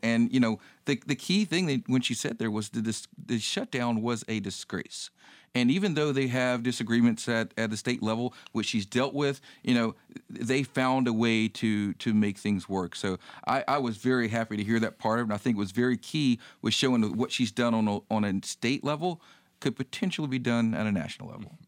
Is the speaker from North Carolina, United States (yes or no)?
yes; North Carolina, United States; moved away; I grew up in North Carolina